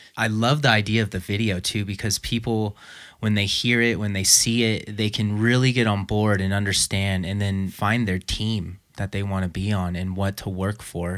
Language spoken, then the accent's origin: English; Los Angeles, California, United States; moved away; I actually grew up in Los Angeles